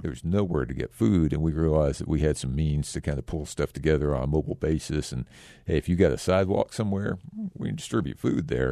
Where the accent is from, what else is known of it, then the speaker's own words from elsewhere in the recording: Texas, United States; also born or lived in Japan; now in Phoenix, United States; I grew up in Texas mostly, and most of my, uh, you know, also a little time in Japan